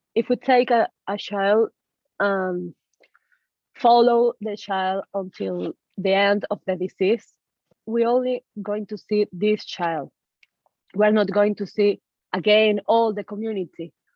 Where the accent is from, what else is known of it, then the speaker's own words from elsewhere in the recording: Caracas, Capital District, Venezuela; moved away as an adult; now in Illinois, United States; I am born and raised in Caracas, Venezuela.